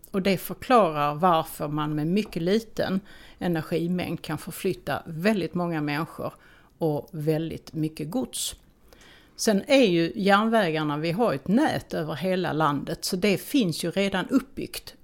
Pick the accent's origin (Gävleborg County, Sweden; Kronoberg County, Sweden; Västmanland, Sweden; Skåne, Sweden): Skåne, Sweden; vi skåningar